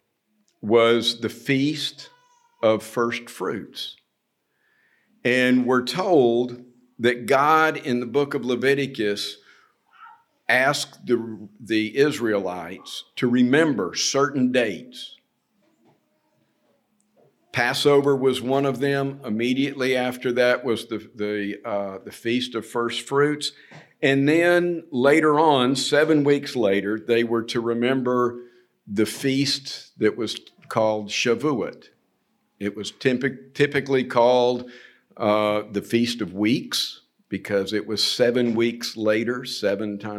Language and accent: English; United States; moved away as an adult; I'm from America